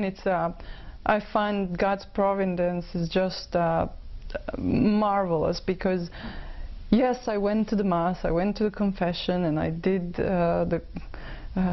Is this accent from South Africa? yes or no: no; Croatia; now in Vancouver, Canada; I was born in Croatia, which is a beautiful country, and it is, I'd say, 99% Catholic. We are traditional Catholics